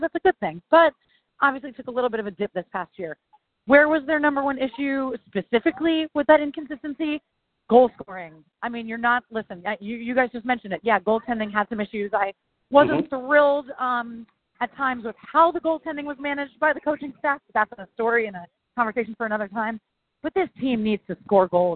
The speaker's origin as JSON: {"language": "English", "town": "Philadelphia", "region": "Pennsylvania", "country": "United States", "tie": "born or raised there", "also_born_or_lived": "Chicago / St. Louis / Washington, D.C.", "moved": "as an adult", "lives_now": "New York, United States", "said": "I am like born and bred in Philadelphia"}